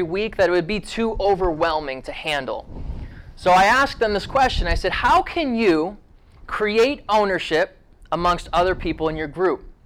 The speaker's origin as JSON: {"language": "English", "region": "Ohio", "country": "United States", "tie": "born or raised there", "said": "I grew up in Ohio."}